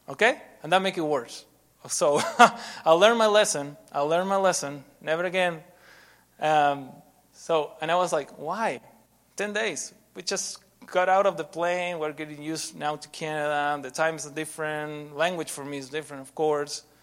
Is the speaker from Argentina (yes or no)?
yes; Argentina; moved away as an adult; also born or lived in Guatemala; I'm from Argentina